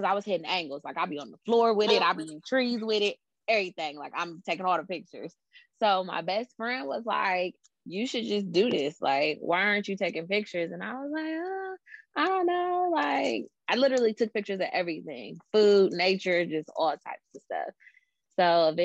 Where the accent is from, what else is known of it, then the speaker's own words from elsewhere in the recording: Columbus, Ohio, United States; I am from Columbus, Ohio